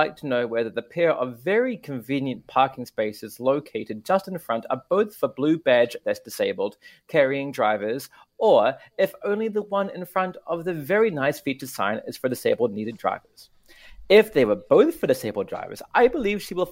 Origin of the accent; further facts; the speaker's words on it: New Zealand; now in Tokyo, Japan; my hometown